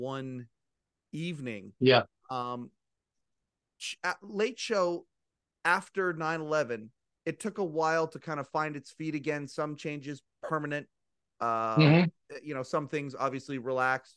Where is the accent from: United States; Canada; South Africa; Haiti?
Canada; Western Canada; I'm from Western Canada.